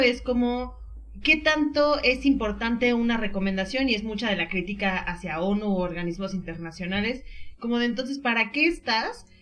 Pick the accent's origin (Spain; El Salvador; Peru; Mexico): Mexico; nuestro país